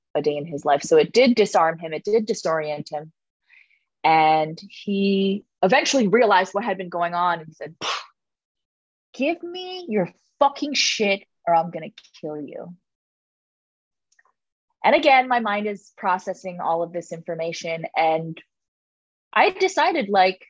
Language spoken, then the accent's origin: English; Toronto, Ontario, Canada; moved away; I'm from Toronto. I'm from Scarborough. Like I'm from the hood.